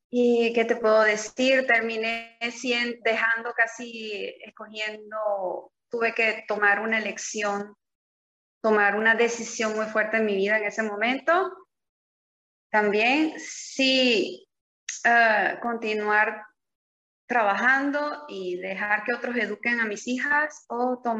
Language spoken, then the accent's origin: Spanish; Venezuela; moved away as an adult; now in Italy; venezolana, me dedicaba en Venezuela al diseño de modas, tenía una empresa, tenía una fábrica de carteras